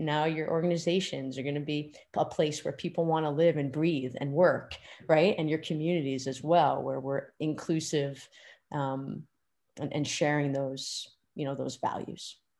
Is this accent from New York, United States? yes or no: yes; Pelham, New York, United States; I grew up in Pelham, New York, which is just outside of Manhattan